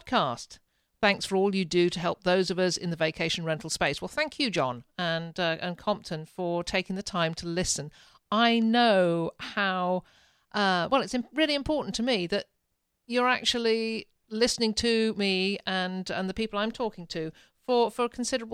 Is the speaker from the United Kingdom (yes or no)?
yes; England, United Kingdom; now in Ontario, Canada; I'm a Brit.